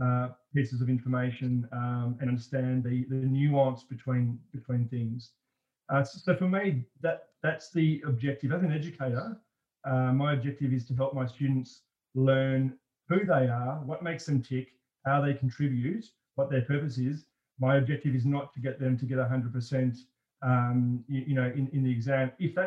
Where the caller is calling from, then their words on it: Melbourne, Victoria, Australia; I'm joining you from Melbourne